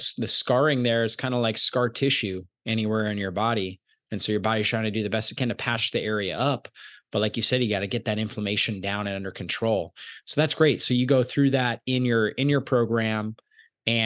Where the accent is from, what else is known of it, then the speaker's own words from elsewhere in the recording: United States; growing up in America in the 80s, 90s, 2000s